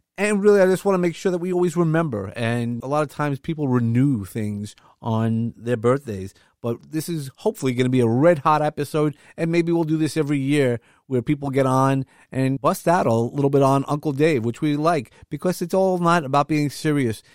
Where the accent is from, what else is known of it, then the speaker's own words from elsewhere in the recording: New York City, New York, United States; I come from Brooklyn, if you didn't notice from the accent that I have